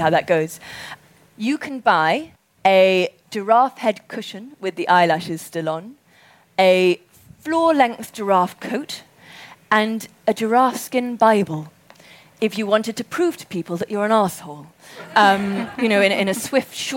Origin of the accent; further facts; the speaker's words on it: Zimbabwe; we grew up in Zimbabwe